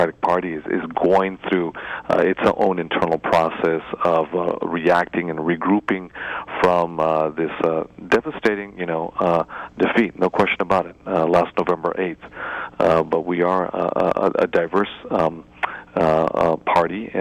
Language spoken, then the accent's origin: English; California, United States; being a Californian